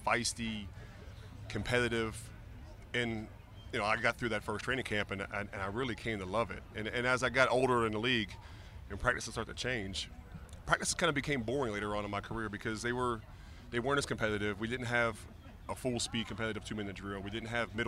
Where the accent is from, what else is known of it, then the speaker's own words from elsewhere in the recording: Pittsburgh, Pennsylvania, United States; moved away as an adult; I grew up in Pittsburgh as a big Steeler fan